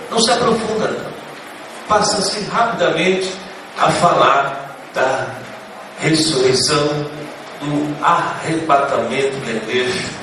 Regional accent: Vila Santo Antônio, São Paulo, Brazil; da Vila Santo Antônio, onde eu nasci

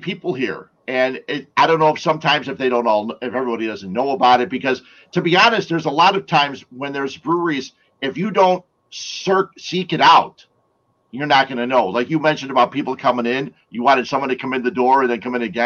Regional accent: Berwyn, Illinois, United States; There was a brewery near my hometown in Berwyn, Cicero Berwyn

